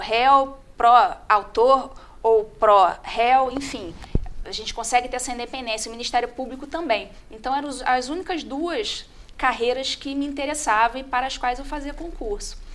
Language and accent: Portuguese; Rio de Janeiro, Brazil; moved away as an adult; now in Botelhos, Brazil; sou carioca